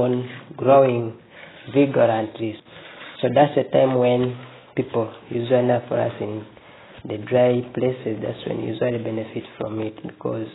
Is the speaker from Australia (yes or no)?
no; Uganda; I'm from Uganda